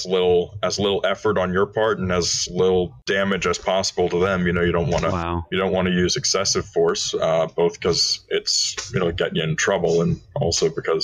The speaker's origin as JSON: {"language": "English", "region": "Maryland", "country": "United States", "said": "I hail from Maryland. I live outside of Washington, D.C."}